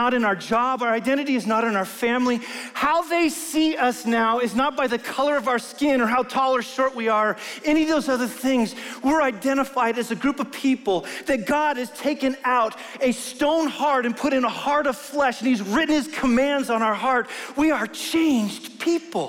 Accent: Wyoming, United States; I'm from Wyoming

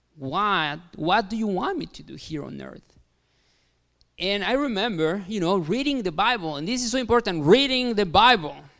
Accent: Mexico; English is a second language; moved away as an adult; also born or lived in Kansas City, United States; now in Bourbonnais, United States; I am Mexican. Yes, yes, I am from Mexico. I know what you're thinking, like, like, "Jeez, this guy has an accent. Where is he from?" So I'm from Mexico. Uh, I was born there.

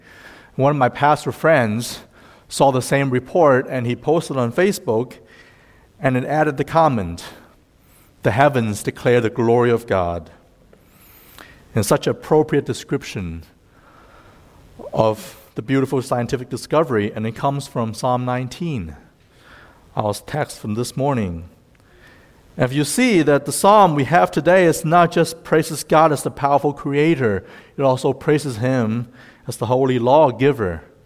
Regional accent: Fairfield, Ohio, United States; also born or lived in China; now in Cincinnati, United States; I was born in China, and I lived in the U.S. since I was 12. I actually went to middle school and high school in Fairfield, just west of here, and then lived in the East Coast for about 11 years and came back to Cincinnati 2 years ago.

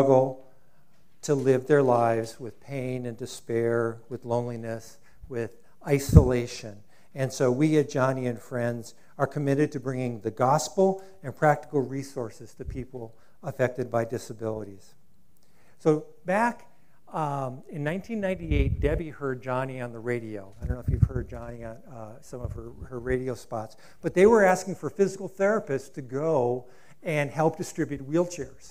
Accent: Rio Rancho, New Mexico, United States; So this is, you know, my hometown in some regards

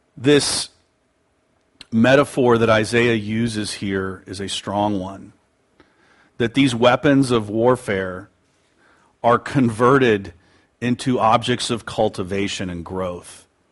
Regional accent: United States; pridefully American, although I am proud

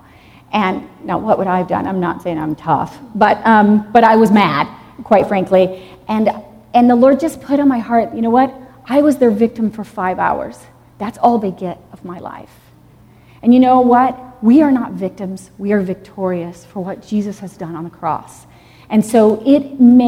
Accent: Dallas, Texas, United States; also born or lived in Jackson, Mississippi; I was actually born in Jackson, Mississippi. And then we moved to Texas when I was 6 years old. I grew up in Dallas, Texas

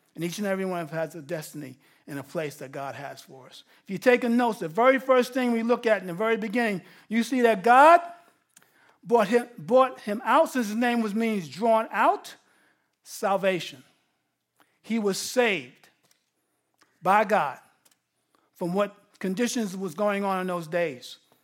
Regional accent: Grasslands Hospital, New York, United States; I was born in a prison hospital, Grasslands Hospital

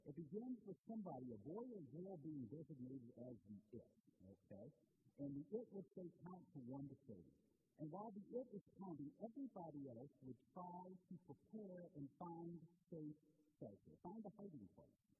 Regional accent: Portland, Indiana, United States; the block that I grew up on in Portland, Indiana

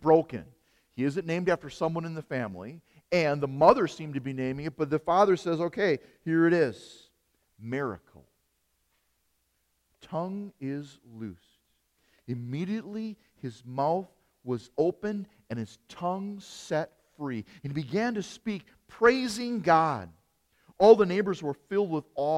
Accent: Hartford, Wisconsin, United States; When I was a little boy, I grew up in Hartford, Wisconsin.

